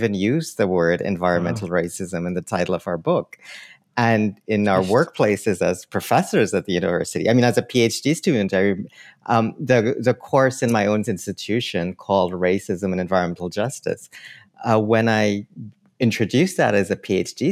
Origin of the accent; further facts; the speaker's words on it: Trinidad & Tobago; now in Canada; as a Trinidadian